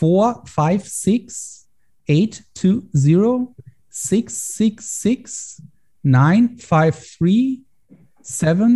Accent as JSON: {"language": "English", "country": "Germany", "tie": "born or raised there", "said": "I try to get more into political stuff here in Germany"}